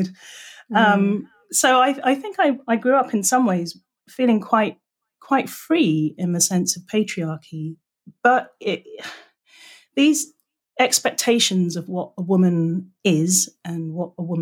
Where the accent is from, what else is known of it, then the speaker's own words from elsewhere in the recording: England, United Kingdom; moved away as an adult; now in California, United States; I am English.